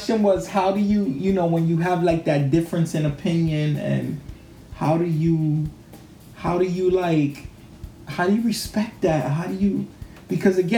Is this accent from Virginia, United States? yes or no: no; New York City, New York, United States; my father was like the first Dominican family to move to our neighborhood